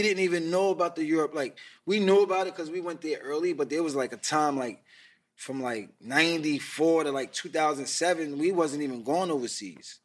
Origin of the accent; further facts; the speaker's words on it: New York City, New York, United States; I was from Queens, but I was going to Manhattan.